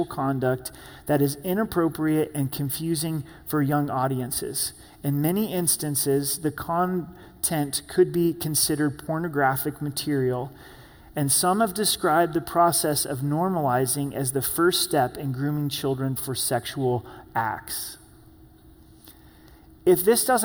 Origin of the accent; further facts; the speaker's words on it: Southern Oregon, United States; moved away; growing up in Southern Oregon, we would catch frogs